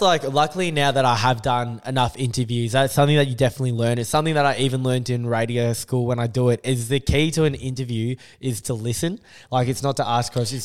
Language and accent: English; Australia; I'm half Australian